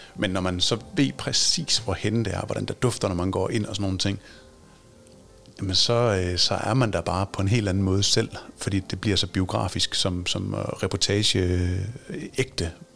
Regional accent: Aarhus, Central Denmark Region, Denmark; som Aarhus-dreng

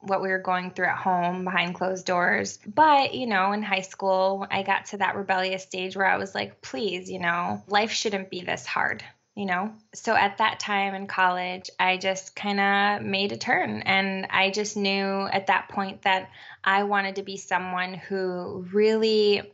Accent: Connecticut, United States; also born or lived in New York; now in Puerto Rico; And we moved to Connecticut when I was about, I don't know, 7 or 8 years old. And I grew up in Connecticut

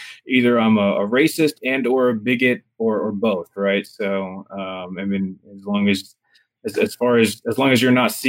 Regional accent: Houston, Texas, United States; I'm from Houston

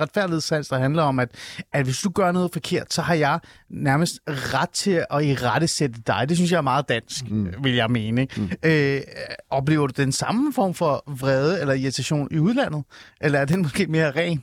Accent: Denmark; vi som danskere er meget stolte af at være en cykelnation

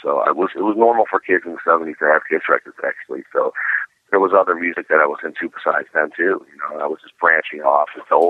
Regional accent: Cleveland, Ohio, United States; born or raised there; now in Florida, United States

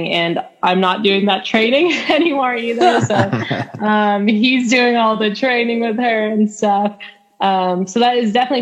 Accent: Arizona, United States; moved away as an adult; also born or lived in New Hampshire; now in Cookeville, United States; I was born and raised in Arizona, and I lived there until I was 18.

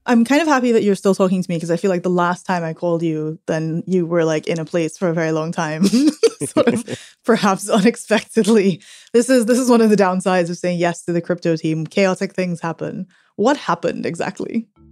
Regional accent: Trinidad & Tobago; I am from an island in the Caribbean, Trinidad

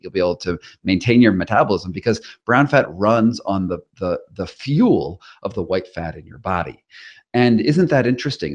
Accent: Rhode Island, United States; moved away as an adult; now in California, United States; I'm from Rhode Island originally

